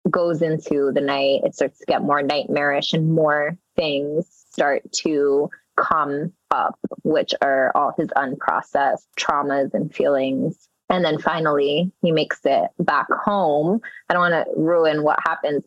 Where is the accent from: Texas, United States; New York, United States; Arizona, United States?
New York, United States; New York City; first language Spanish; English is a second language; growing up in Jackson Heights, which is a melting pot of rich culture and many diverse groups